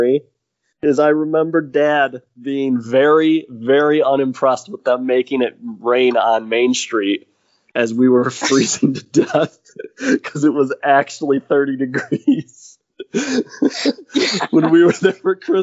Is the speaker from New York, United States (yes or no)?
no; Michigan, United States; we came from Michigan